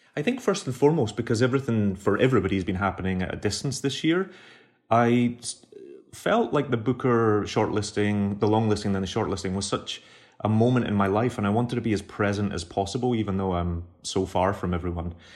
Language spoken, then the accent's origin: English; Glasgow, Scotland, United Kingdom; moved away as an adult; now in New York, United States; I'm an immigrant now. I was born and raised in Glasgow. All my family are still on the south side, but I live in New York.